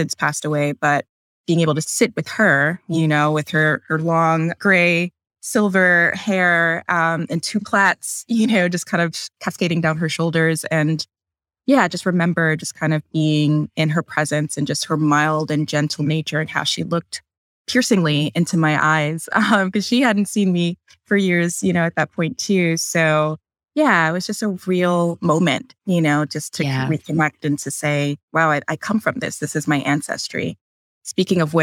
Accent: New York City, New York, United States; also born or lived in Bronx / Long Island / Queens; now in Brooklyn, United States; I'm from New York originally. I've been kind of all over the city. So I started out in the Bronx. I was born there. And I lived there for about 10 years before moving to Long Island

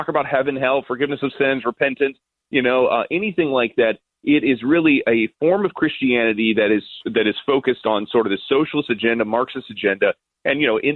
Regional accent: United States; as an American

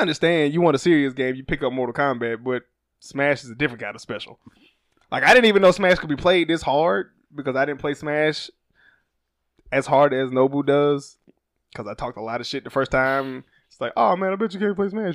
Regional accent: Alabama, United States; I'm from Alabama

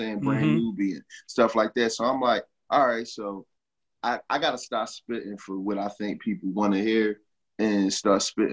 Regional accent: Philadelphia, Pennsylvania, United States; I'm from that area. You know, it's been all around me since I was a kid

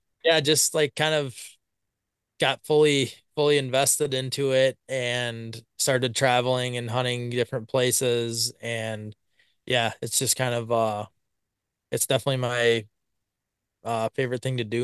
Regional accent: Blanchardville, Wisconsin, United States; So I'm from Blancherville, Wisconsin. Been here my whole life, pretty much. Farthest I ventured was about 10 miles from town here, and lived out there for a couple of years.

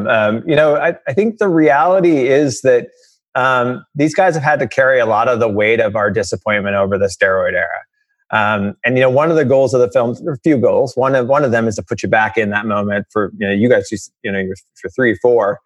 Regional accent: outside of St. Louis, Missouri, United States; moved away as an adult; also born or lived in Los Angeles; I grew up outside of St. Louis, was a huge Cardinal fan as a kid

